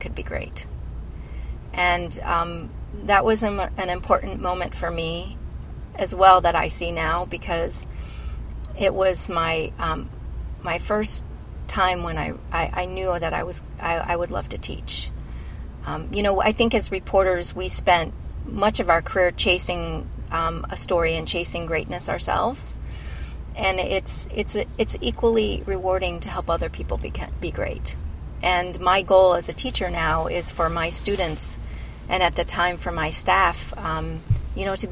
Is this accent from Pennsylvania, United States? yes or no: no; Decatur, Illinois, United States; moved away; Decatur. I grew up in Decatur in central Illinois